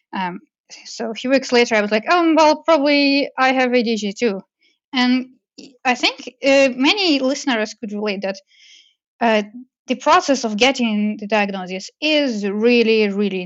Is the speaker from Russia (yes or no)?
yes; Russia; moved away as an adult; also born or lived in Moscow, Russia / Montreal, Canada; growing up in Russia